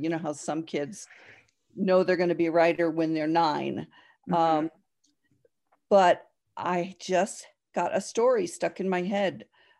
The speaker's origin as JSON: {"language": "English", "region": "New Jersey", "country": "United States", "tie": "born or raised there", "said": "No, I grew up in New Jersey."}